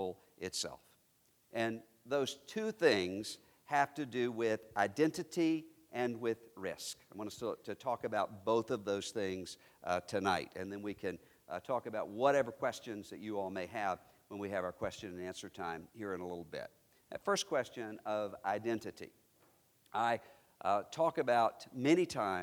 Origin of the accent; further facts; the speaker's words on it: Mississippi, United States; I am a Mississippian. My native state is Mississippi